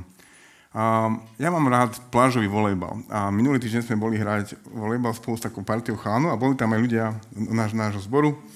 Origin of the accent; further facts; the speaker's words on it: Prešov, Prešov Region, Slovakia; now in Bratislava, Slovakia; Pôvodne som z Prešova